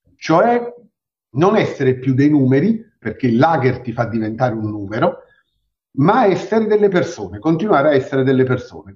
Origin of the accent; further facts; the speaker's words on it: Naples, Campania, Italy; noi siamo napoletani e mm, viviamo nel centro di Napoli